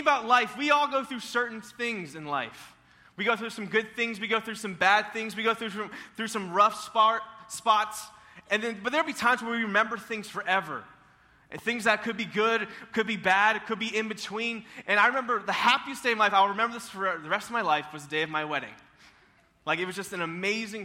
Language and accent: English; Tallahassee, Florida, United States; moved away; I'm originally from Tallahassee, Florida